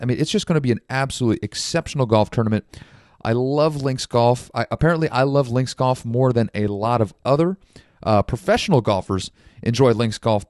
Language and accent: English; United States; as Americans